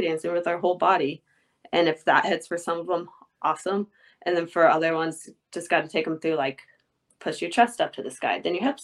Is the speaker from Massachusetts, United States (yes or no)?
no; Indiana, United States; moved away as an adult; now in Austin, United States; I grew up in Indiana